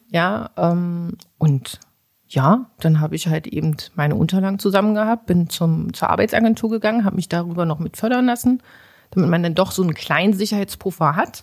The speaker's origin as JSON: {"language": "German", "town": "Magdeburg", "region": "Saxony-Anhalt", "country": "Germany", "tie": "born or raised there", "also_born_or_lived": "Bulgaria", "said": "ich lebe hier in Magdeburg, seitdem ich fünf bin. Gebürtig bin ich eigentlich aus Bulgarien"}